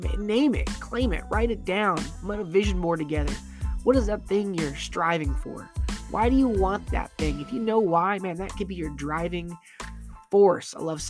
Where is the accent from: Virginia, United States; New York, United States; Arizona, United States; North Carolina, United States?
Arizona, United States; also born or lived in Florida / Michigan; I grew up in Florida, but I was born in Florida, but kind of raised in Arizona. Got older, moved back to Florida. Then I moved to Michigan for a couple years. And I moved back to Arizona.